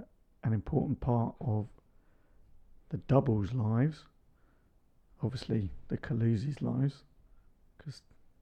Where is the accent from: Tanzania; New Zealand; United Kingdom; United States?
Tanzania; Makiyungu, Singida Region; born there; I was born in Tanzania, in Singida, a little village called Makiyungu, which had a Catholic hospital in it.